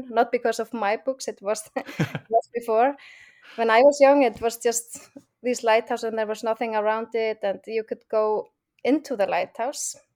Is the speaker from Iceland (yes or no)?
yes; Iceland; accent: Icelandic; English is a second language